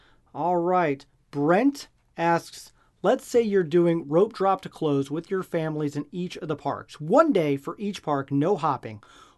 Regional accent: Nebraska, United States; But I'm from Nebraska, okay, well, so yeah.

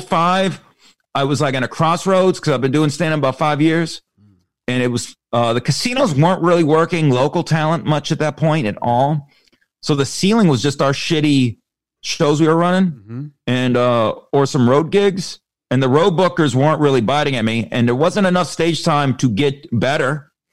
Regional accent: Las Vegas, Nevada, United States; Ironically, Las Vegas. So there you go.

